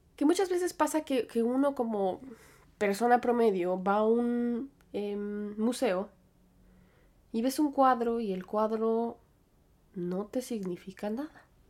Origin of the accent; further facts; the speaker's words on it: Aguascalientes, Mexico; also born or lived in United States / State of Mexico; now in Manhattan, United States; yo nací en Estados Unidos, pero después crecí en México. Y aunque yo siempre estoy hablando de Aguascalientes, pasé cierto tiempo de mi infancia en el Estado de México